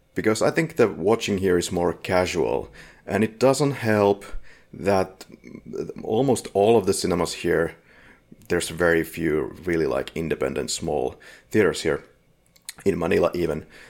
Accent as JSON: {"language": "English", "country": "Finland", "said": "We're from Finland"}